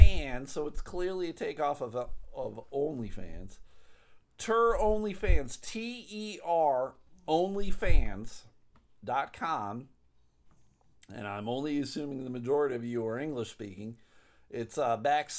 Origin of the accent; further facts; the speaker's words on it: United States; As an American citizen